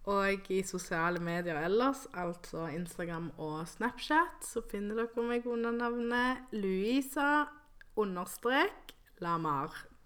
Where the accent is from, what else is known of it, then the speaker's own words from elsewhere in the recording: Colombia; also born or lived in Santa Marta (family roots); now in Norway; jeg er jo fra Colombia, og så har jeg um, røtter i Karibien